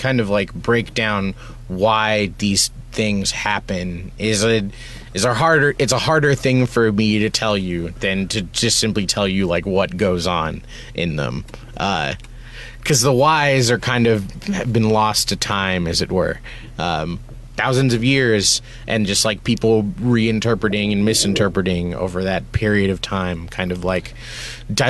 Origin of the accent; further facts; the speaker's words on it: United States; I grew up in America in a very hard time to be like a brown person